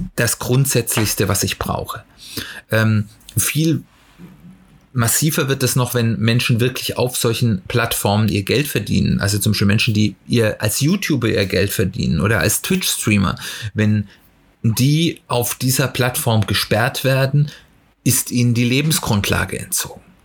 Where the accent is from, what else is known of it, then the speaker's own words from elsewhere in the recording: Germany; bei uns in Deutschland